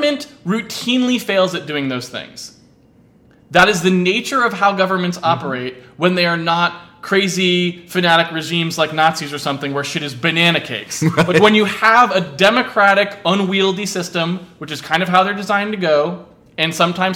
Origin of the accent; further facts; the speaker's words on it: United States; I am American